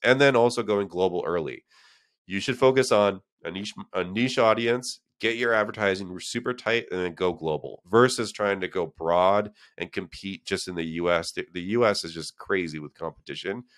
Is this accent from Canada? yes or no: yes; Canada; moved away as an adult; now in San Francisco, United States; I'm from Canada